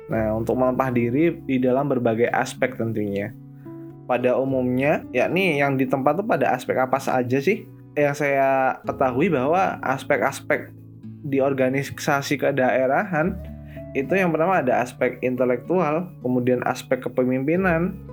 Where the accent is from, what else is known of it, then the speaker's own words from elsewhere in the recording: Lampung, Indonesia; Saya berasal dari Kabupaten Lampung Timur, asal SMA-nya SMA Negeri 1 Purbolinggo.